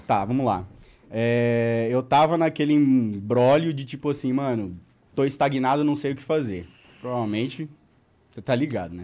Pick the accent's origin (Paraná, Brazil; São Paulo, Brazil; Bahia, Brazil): Paraná, Brazil; Apucarana; eu sou de Apucarana